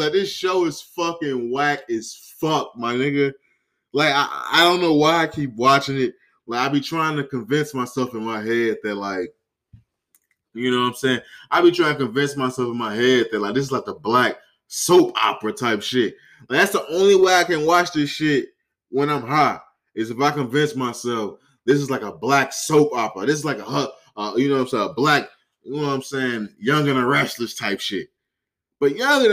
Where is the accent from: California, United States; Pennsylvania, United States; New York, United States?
California, United States; I'm from Cali.